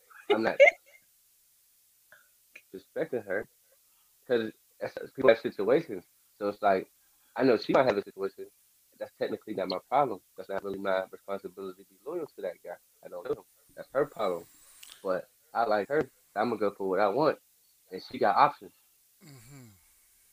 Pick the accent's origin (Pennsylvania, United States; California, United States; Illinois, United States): Pennsylvania, United States; Pittsburgh; I'm from Pittsburgh